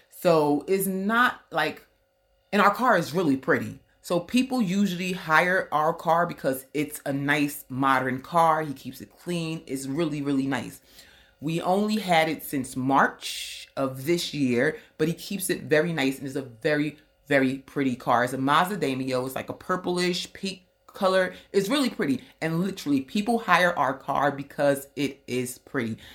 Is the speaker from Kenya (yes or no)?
yes; Kenya; I have a fear of people not knowing that I'm Kenyan. As long as I don't speak, they think I'm Kenyan.